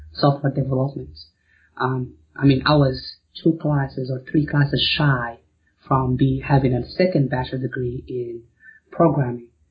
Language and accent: English; Morocco; moved away as an adult; also born or lived in Arkansas, United States; now in United States; I'm originally from Morocco and I moved to the States to go to school in University of Arkansas